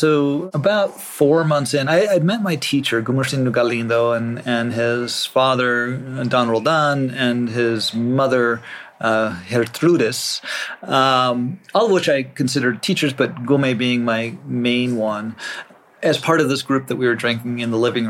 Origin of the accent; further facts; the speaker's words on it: Rosebud Indian Reservation, South Dakota, United States; moved away; I grew up on the Rosebud Indian Reservation for a part of my childhood up in North America and South Dakota.